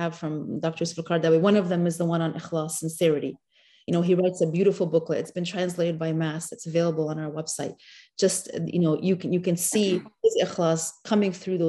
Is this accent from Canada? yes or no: yes; Canada; growing up in Canada.